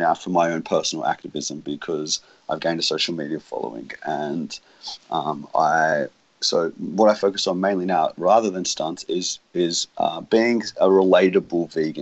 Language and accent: English; Australia; my home country, Australia